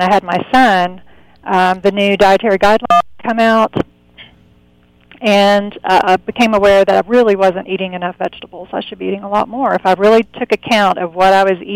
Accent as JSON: {"language": "English", "region": "Southeast Texas", "country": "United States", "tie": "born or raised there", "said": "I grew up in Southeast Texas"}